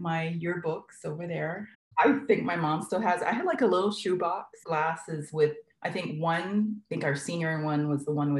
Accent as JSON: {"language": "English", "town": "Kaneohe", "region": "Hawaii", "country": "United States", "tie": "born or raised there", "said": "Oh my goodness. I went to King Intermediate in Kaneohe, the Cobras, King Zoo."}